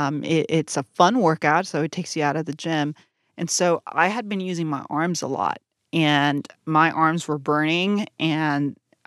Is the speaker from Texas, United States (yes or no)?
yes; Brownsville, Texas, United States; I grew up at South in Brownsville, deep South Texas.